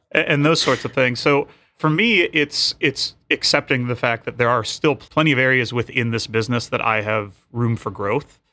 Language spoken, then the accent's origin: English; Michigan, United States; I'm from Michigan.